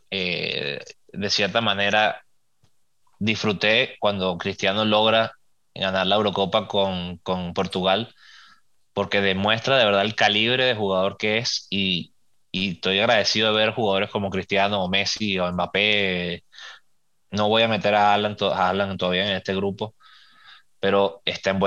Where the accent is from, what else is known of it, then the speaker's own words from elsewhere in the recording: Venezuela; Yo nací en Venezuela, mi país es Venezuela. Tengo mis diferencias políticas que ni las voy a mencionar